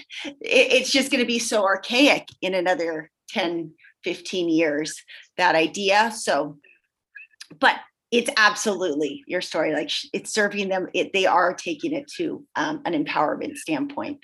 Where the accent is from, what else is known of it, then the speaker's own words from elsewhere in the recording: Southern California, United States; now in Montana, United States; I'm from Southern California